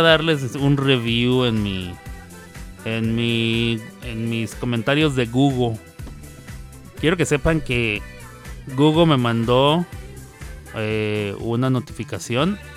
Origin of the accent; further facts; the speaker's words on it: Ciudad Juárez, Chihuahua, Mexico; now in United States; Nosotros que somos de Juárez